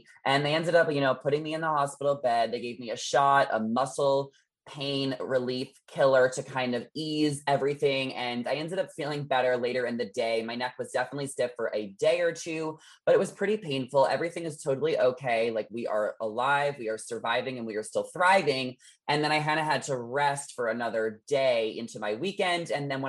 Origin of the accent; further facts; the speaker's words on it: New York, United States; now in Los Angeles, United States; I was like, all right, well, I'm in LA. You guys know I grew up in New York. I'm not in New York